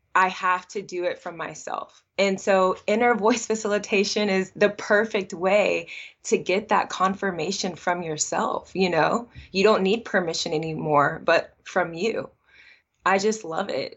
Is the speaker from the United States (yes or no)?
yes; Atlanta, Georgia, United States; I was actually born and raised in Atlanta, Georgia